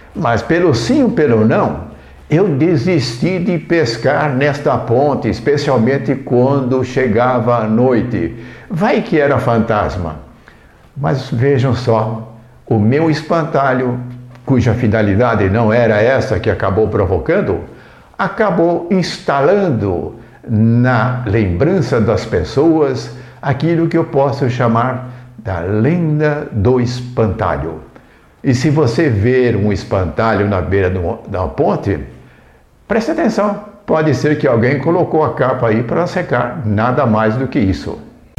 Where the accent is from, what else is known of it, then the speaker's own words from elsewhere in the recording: Indaiatuba, São Paulo, Brazil; Na minha infância, enquanto eu vivi em Indaiatuba, no distrito de Mato Dentro